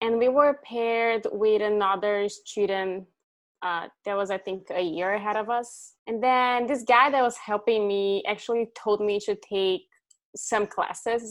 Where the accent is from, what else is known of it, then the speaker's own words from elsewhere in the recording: Brazil; moved away as an adult; also born or lived in Redding, California; now in Pacifica, United States; I'm from Brazil. I moved here 6 years ago. I was going to law school before I moved